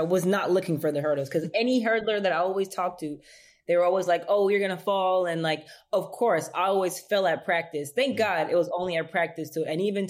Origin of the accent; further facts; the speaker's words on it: Los Angeles, California, United States; I'm originally from Los Angeles, California. So being from South Central, it kind of is helpful for you to kind of keep yourself busy